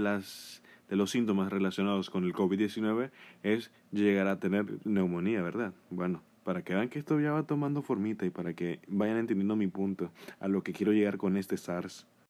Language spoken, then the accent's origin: Spanish; Nicaragua; en mi país de Nicaragua